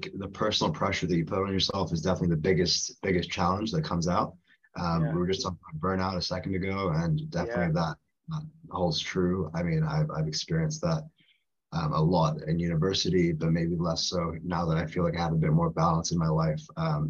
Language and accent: English; Singapore; accent: international school; also born or lived in India; now in United Kingdom; I'm from India originally, but I grew up in Singapore mainly for 10 years. And I went to international school there, which explains the accent. But I'm now a British passport, and I'm here in the UK for the time being.